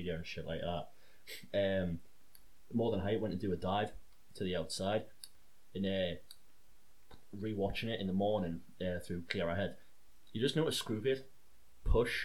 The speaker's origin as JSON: {"language": "English", "town": "Blyth", "region": "North East England", "country": "United Kingdom", "said": "I'm from Blythe."}